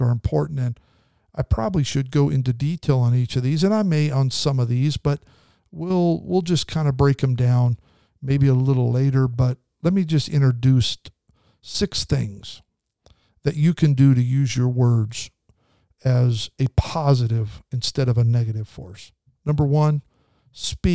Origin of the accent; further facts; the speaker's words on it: Idaho, United States; now in California, United States; We grew up in Idaho